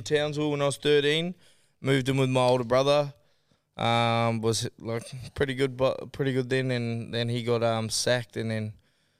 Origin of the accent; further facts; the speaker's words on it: Waiheke, Auckland, New Zealand; So, it's North Island, but it's called the Hauraki Gulf. It's like a half an hour boat ride, 35-minute boat ride from Auckland.